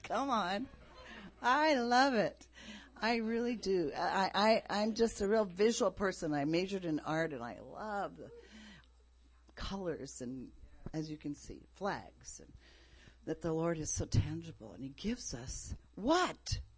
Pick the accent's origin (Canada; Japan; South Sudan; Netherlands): Japan; Some of you know I grew up in Japan.